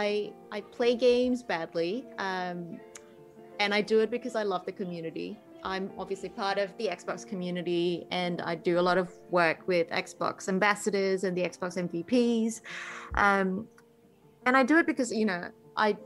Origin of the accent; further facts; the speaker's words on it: Malaysia; also born or lived in New Zealand; now in Australia; I grew up in Malaysia. Games were all knockoffs